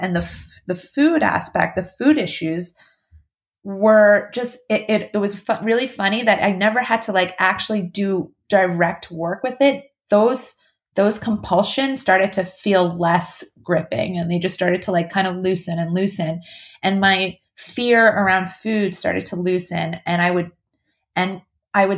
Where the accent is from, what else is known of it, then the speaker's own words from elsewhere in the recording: New York, United States; I'm from New York